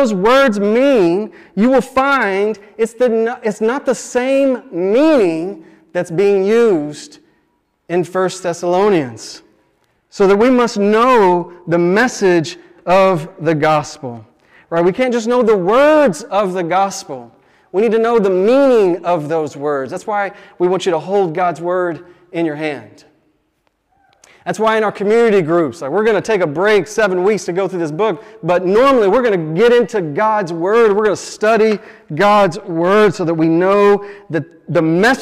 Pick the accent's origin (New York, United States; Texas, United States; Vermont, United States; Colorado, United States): Texas, United States; Dallas; I grew up in Dallas, Texas, and I didn't grow up going to church.